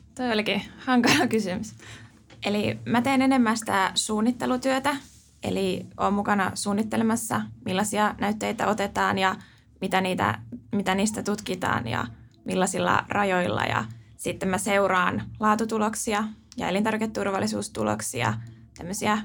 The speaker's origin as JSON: {"language": "Finnish", "area": "Helsinki capital region", "region": "Uusimaa", "country": "Finland", "said": "mä oon tosiaan pääkaupunkiseudulta kotoisin"}